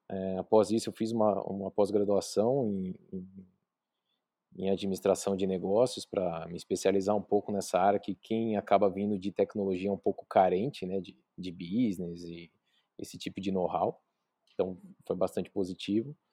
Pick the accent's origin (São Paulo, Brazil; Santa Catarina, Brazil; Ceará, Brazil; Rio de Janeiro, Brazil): São Paulo, Brazil; now in Bauru, Brazil; eu vim de São Paulo morar em Bauru, então não tinha acesso a, a plano, nem nada particular